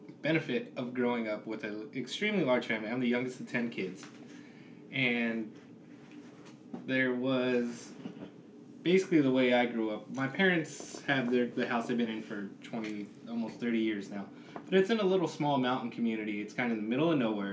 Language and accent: English; Southern California, United States; moved away as an adult; I grew up in Southern California